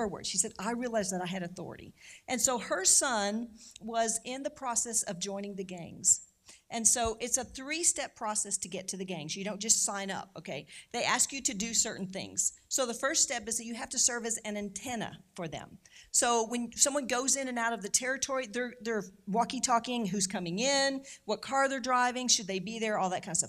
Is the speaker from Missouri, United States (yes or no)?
yes; St. Louis, Missouri, United States; I'm originally from Saint Louis, so I'm a Saint Louis native